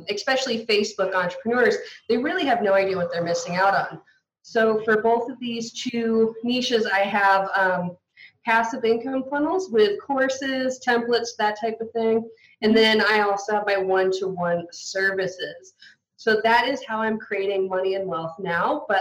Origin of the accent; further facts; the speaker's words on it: United States; I'm from the States